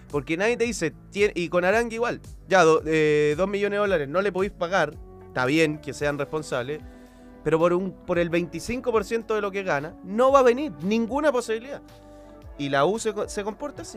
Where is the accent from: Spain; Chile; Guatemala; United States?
Chile; soy de Chile